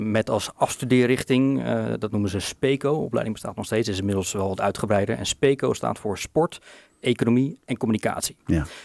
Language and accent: Dutch; Bolnes, South Holland, Netherlands; Nou ja, die eh, speelde ze af in eh, Bolnes inderdaad. wij woonden aan een pleintje.